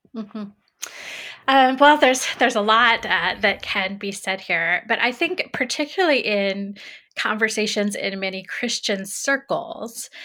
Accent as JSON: {"language": "English", "town": "Greenfield", "region": "Indiana", "country": "United States", "tie": "born or raised there", "also_born_or_lived": "North Carolina", "moved": "as an adult", "lives_now": "Illinois, United States", "said": "I grew up in Greenfield, Indiana."}